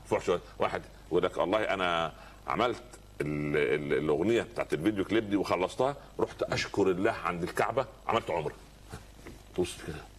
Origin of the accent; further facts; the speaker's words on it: Egypt; عندنا في مصر